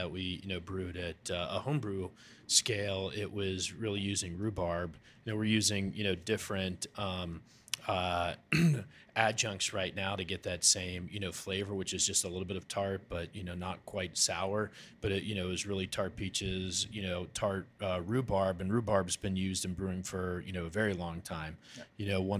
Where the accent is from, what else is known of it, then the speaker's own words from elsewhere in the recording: Ohio River Valley, United States; growing up in the Ohio River Valley and around that area, it was something that I thought would be, you know, awesome to bring back.